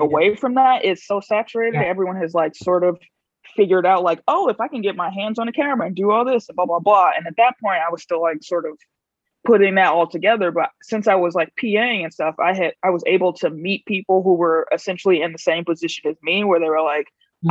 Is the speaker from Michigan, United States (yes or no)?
no; Chicago, Illinois, United States; moved away as an adult; also born or lived in New Haven / Minneapolis / Bay Area; I'm originally from Chicago.